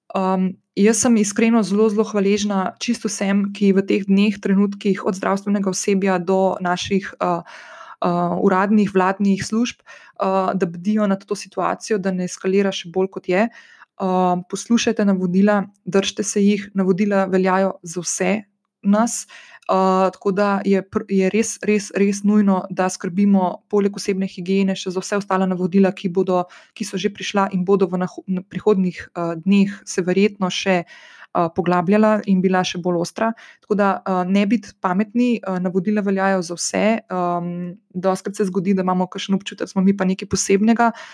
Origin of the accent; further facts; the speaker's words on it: Slovenia; Slovenci smo se in slovenke smo se izkazali nedolgo nazaj za blazno solidarne